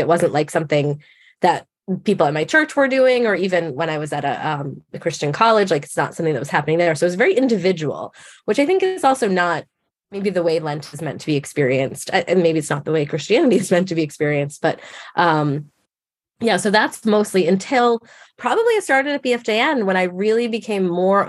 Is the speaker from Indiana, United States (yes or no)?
no; Massachusetts, United States; I grew up in Massachusetts, so most people around me were Catholic